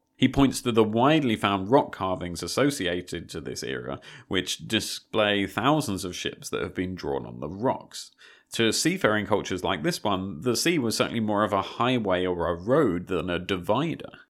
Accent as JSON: {"language": "English", "country": "United Kingdom", "also_born_or_lived": "Malta", "said": "as a British person"}